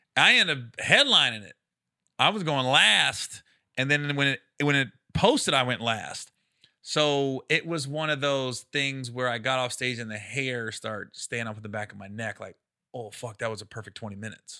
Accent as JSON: {"language": "English", "region": "Midwest", "country": "United States", "said": "I'm from the Midwest, but I live in the cities"}